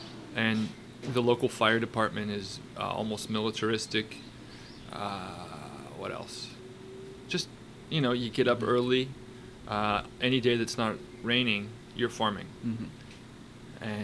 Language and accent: English; Tateshina, Nagano, Japan; when I'm back in my hometown in Tateshina